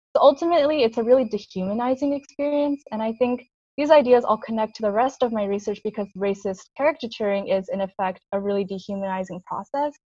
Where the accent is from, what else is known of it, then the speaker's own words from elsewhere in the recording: Long Island, New York, United States; I was born in Long Island, New York